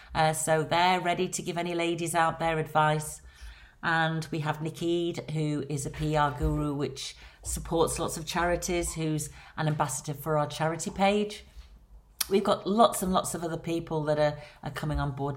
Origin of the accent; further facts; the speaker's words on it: Blackpool, North West England, United Kingdom; accent: Lancashire; moved away as an adult; now in London, United Kingdom; As you can hear from my accent, I am from Lancashire, born and bred on Blackpool Promenade.